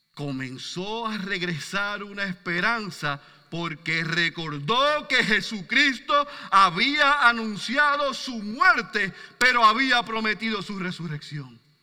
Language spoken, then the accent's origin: Spanish; Puerto Rico